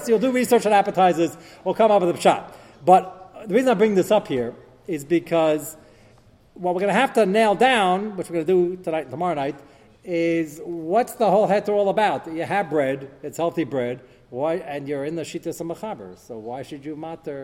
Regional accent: United States; I'm American

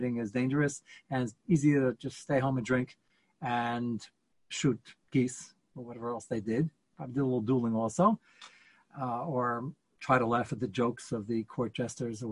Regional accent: United States; we're American

